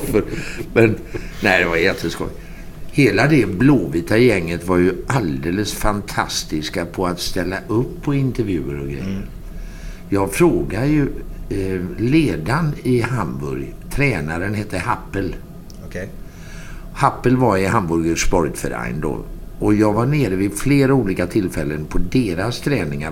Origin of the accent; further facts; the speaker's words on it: Sweden; jag är från Sverige